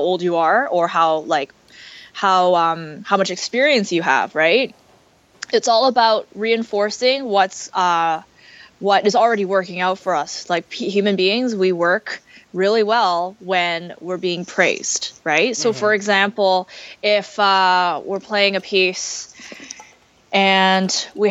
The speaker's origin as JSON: {"language": "English", "country": "Canada", "said": "we're so Canadian"}